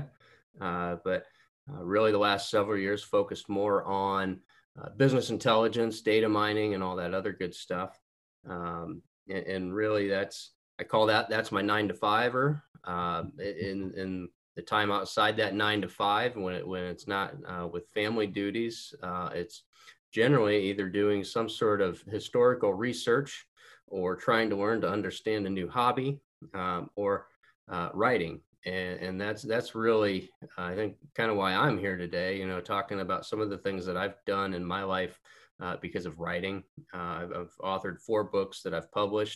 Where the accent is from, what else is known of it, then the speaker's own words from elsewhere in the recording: Auburn, Indiana, United States; I was born and raised in Auburn, Indiana. That's right up in the northeast corner, just a little north of Fort Wayne. Lived here my entire life.